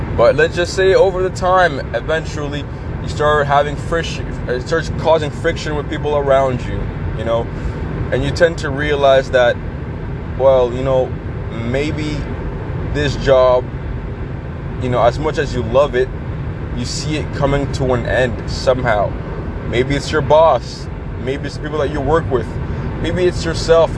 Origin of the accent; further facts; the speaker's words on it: Canada; I'm a Canadian. We are nice people